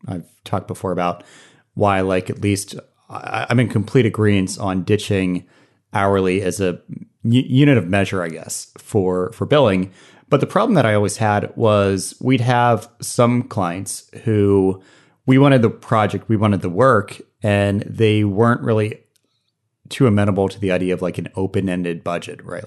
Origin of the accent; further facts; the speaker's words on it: Norfolk, Virginia, United States; Norfolk, Virginia. which is my hometown.